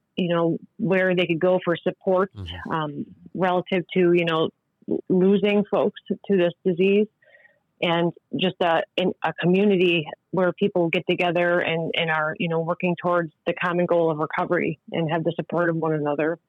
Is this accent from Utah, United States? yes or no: no; Tully, New York, United States; I'm actually from Tully, and I, I also went to the rehab in Tully